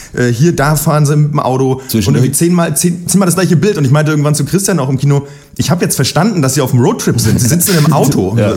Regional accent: Berlin, Germany; ich komme aus Berlin

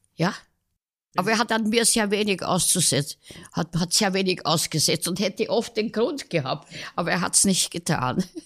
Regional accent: Vienna, Austria; ich bin in Kaisermühlen aufgewachsen

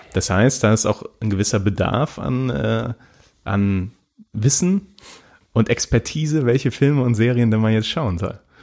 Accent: Germany; wir als Deutsche

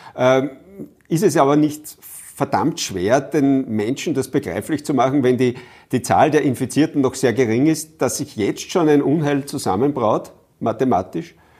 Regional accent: Upper Austria, Austria; bei uns in Oberösterreich

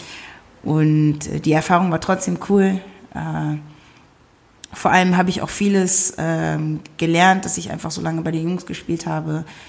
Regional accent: Wuppertal, North Rhine-Westphalia, Germany; moved away as an adult; meine Wurzeln sind allerdings aus Ghana, ähm, bin aber in Deutschland geboren, in Wuppertal

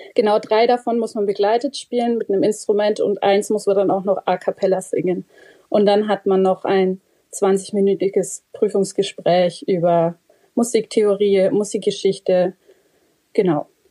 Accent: Bavaria, Germany; bei uns in Bayern

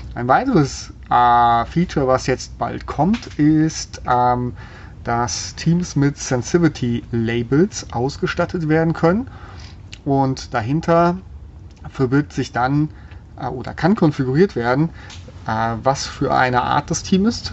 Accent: Germany; bei uns in Deutschland

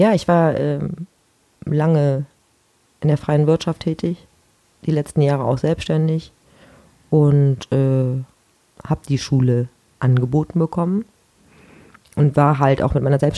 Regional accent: Mönchengladbach, North Rhine-Westphalia, Germany; Ich komme aus Mönchengladbach.

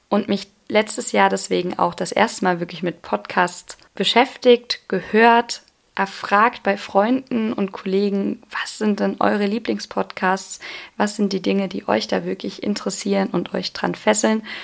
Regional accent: Lampertheim, Hesse, Germany; Ich bin derzeit 21 Jahre alt und bin auch eine echte Südhessin, denn ich bin in Lampertheim groß geworden, wohne dort auch

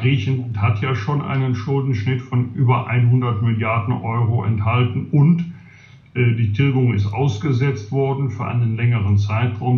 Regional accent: Bergisch Gladbach, North Rhine-Westphalia, Germany; in meiner Heimatstadt Bergisch landbach

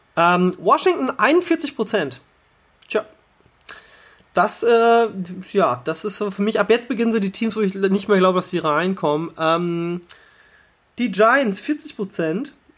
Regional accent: Hanover, Lower Saxony, Germany; als gebürtiger Hannoveraner

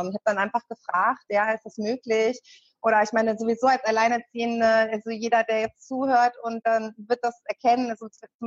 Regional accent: Hanover, Lower Saxony, Germany; also ich komme zwar aus Hannover und habe auch viele Jahre in Hannover gelebt, aber als ich dann mit den Kindern

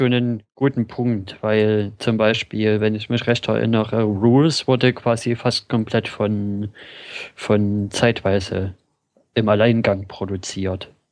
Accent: Germany; bei uns in Deutschland

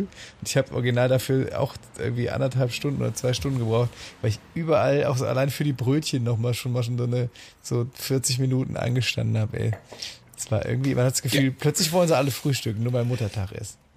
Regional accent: a village in the Eifel, Germany; ich komme ja tatsächlich aus dem Eifeldorf

